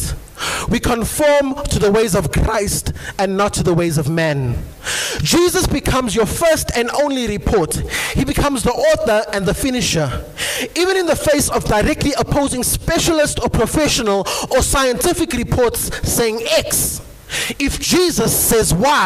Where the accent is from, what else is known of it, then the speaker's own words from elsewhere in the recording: Eastwood, South Africa; moved away; the church that I come from back home in my hometown where I was born and bred, the name of the church, it's a local assembly, it's called Eastwood Philadelphia